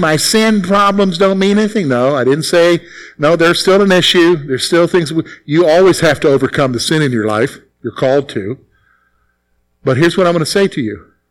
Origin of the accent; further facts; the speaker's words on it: the Carolinas, United States; moved away as an adult; now in Pennsylvania, United States; I'm from the Carolinas. All right? So I'm not from around here.